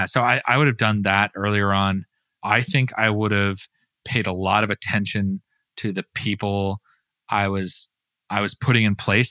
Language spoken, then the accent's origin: English; Utah, United States; now in Florida, United States; I'm a third, fourth generation Utah